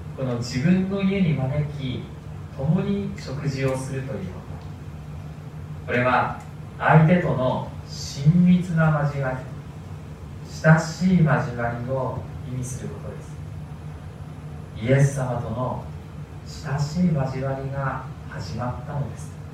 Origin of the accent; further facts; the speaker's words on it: Sendai, Miyagi, Japan; also born or lived in Tokyo; 私の生まれは東京ということなんですでも私が2歳になる前に父の転勤で仙台に引っ越しましたでそれ以来ずっと、まあ、大人になるまでですね私は仙台で育ちました